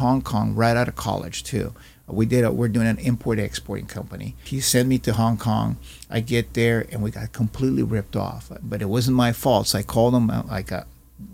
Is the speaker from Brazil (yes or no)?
yes; Brazil; now in United States; I'm a Chinese Brazilian immigrant to this country